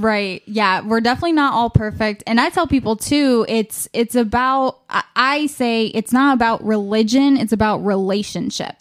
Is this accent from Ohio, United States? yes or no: yes; Ashtabula County, Ohio, United States; I am from Ashtabula County